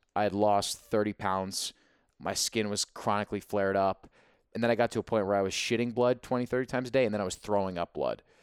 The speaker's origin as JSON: {"language": "English", "region": "New Jersey", "country": "United States", "said": "we're both from Jersey"}